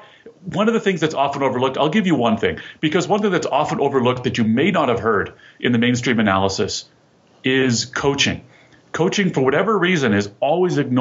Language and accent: English; Ottawa, Ontario, Canada; moved away; I'm Canadian, right? I'm from Ottawa originally